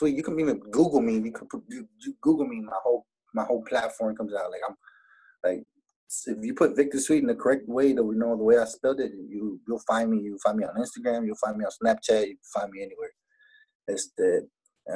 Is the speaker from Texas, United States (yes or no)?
yes; Laredo, Texas, United States; I'm from Laredo, and I talk the way we talk